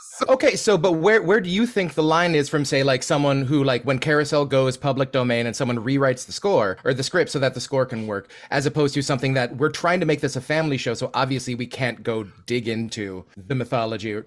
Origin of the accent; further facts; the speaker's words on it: United States; as an American